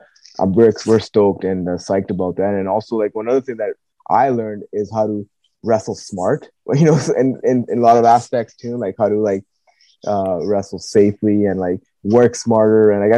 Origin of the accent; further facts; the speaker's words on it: Pacific Northwest, United States; yeah, we're from the Pacific Northwest, but we didn't know what kind of reaction to expect.